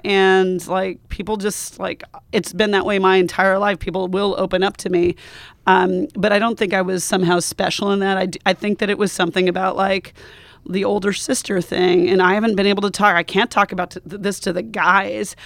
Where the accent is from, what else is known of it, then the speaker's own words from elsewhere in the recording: Montana, United States; moved away; also born or lived in Wyoming; my culture, which is definitely American, I'm from Montana and Wyoming